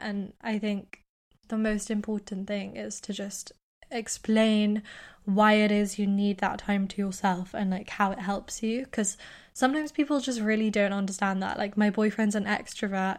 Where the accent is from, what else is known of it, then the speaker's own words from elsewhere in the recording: United Kingdom; accent: British; also born or lived in United States; I'm British